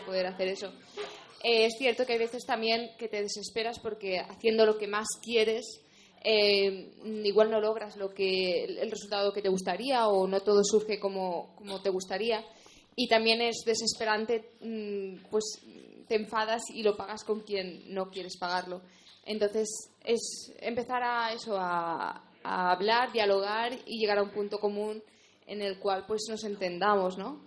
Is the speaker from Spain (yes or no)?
yes; Spain; como española